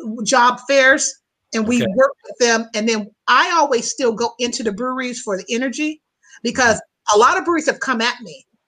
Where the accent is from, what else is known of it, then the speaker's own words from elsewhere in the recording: Midwest, United States; I'm from the Midwest, but I'm not from the city of Chicago.